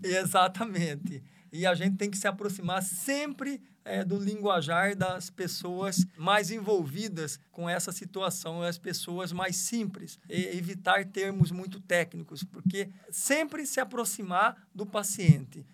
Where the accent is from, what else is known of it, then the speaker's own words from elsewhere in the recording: Várzea Grande, Mato Grosso, Brazil; moved away as an adult; also born or lived in Araçatuba; Sou oriundo é, da Várzea Grande, sou natural de Várzea Grande